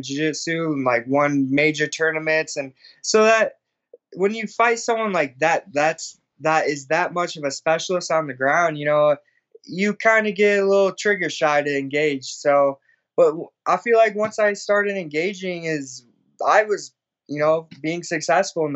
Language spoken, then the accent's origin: English; Illinois, United States; born or raised there; moved away